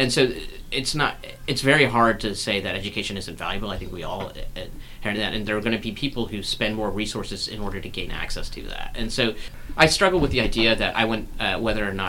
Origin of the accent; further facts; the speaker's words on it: North Carolina, United States; I grew up in North Carolina